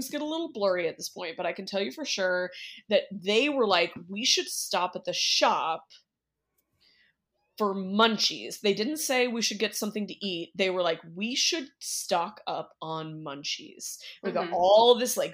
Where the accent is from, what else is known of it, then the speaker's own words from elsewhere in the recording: California, United States; I'm from California